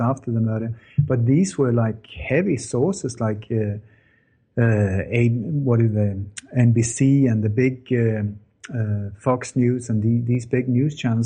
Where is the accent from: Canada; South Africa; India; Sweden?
Sweden; also born or lived in Denmark; I was born in Denmark, but I grew up in Sweden